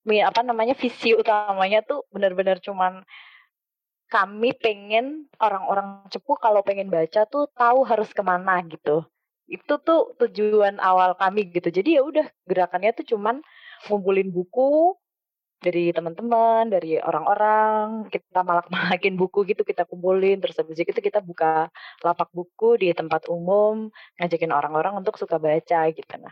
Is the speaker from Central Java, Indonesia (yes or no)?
yes; Cepu, Central Java, Indonesia; also born or lived in Jakarta; Terus ketika setiap kali aku pulang ke Cepu tuh aku kayak ngerasa kok ini kota gue gini banget ya